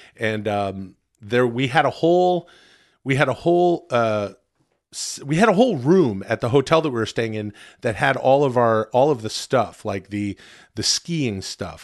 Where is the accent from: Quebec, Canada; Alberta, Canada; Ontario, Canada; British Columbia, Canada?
British Columbia, Canada; Ladner; my home town, uh, farming and fishing village. Ladner